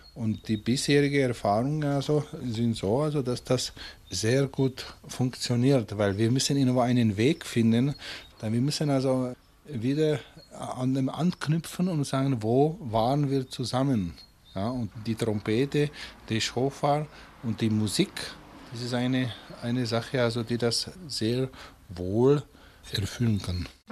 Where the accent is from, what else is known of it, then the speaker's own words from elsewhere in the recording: Bohemia, Czechia; moved away as an adult; also born or lived in Munich; now in Germany; ich komme aus Böhmen